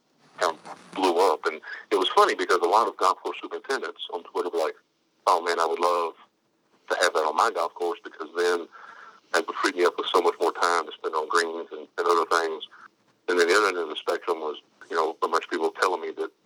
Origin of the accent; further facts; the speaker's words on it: Indiana, United States; moved away; when I grew up in Indiana